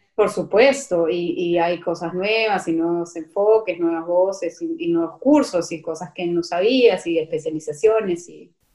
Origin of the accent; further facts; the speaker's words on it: Lima, Peru; los limeños